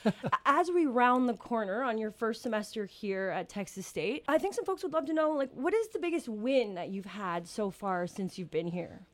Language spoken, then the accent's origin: English; New Brunswick, Canada; I'm actually from New Brunswick